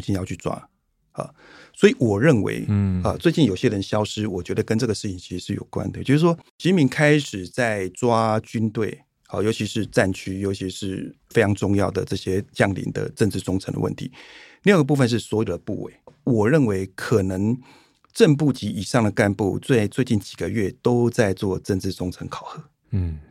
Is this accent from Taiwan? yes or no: yes; Taiwan; first language Chinese; 台湾人有优势就是说语言